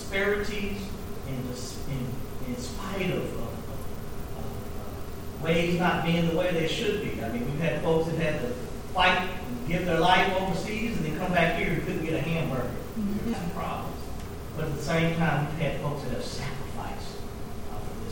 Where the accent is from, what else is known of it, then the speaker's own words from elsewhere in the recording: Lexington, United States; in Lexington, in my hometown